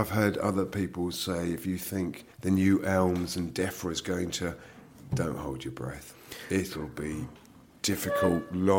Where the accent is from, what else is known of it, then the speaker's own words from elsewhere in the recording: United Kingdom; we're complaining as British farmers